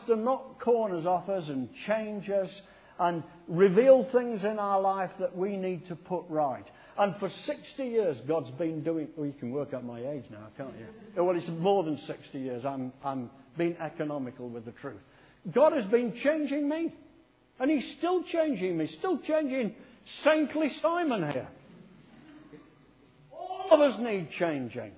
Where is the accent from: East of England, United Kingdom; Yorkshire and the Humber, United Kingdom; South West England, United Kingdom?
Yorkshire and the Humber, United Kingdom; Sheffield; also born or lived in Poynton, Cheshire; I was brought up in Sheffield